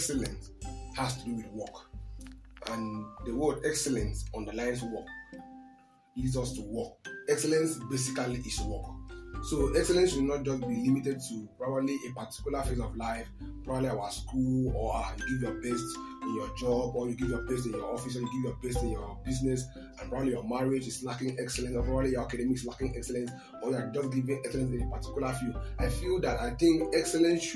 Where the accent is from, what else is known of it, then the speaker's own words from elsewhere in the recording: Akwa Ibom, Nigeria; I'm from Akwa Ibom State